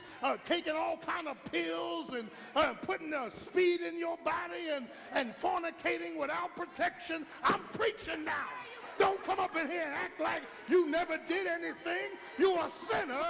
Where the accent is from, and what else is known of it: Philadelphia, Pennsylvania, United States; born or raised there